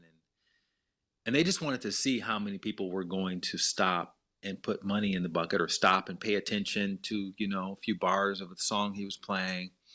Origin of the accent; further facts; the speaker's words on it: Montgomery, Alabama, United States; moved away; I had, you know, a very good childhood growing up in Montgomery.